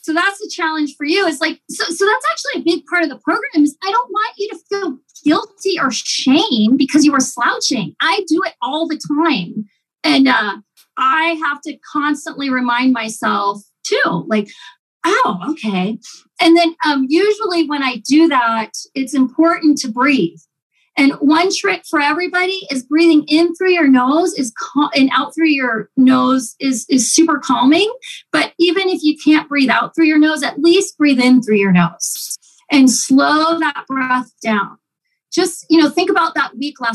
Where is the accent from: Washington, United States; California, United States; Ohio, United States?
Ohio, United States; moved away; My husband and I grew up in Ohio